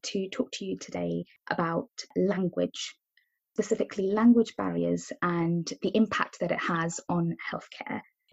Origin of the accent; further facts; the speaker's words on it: India; first language Tamil; English is a second language; moved away; English is my second language, and my mother tongue is Tamil. When I went to school in India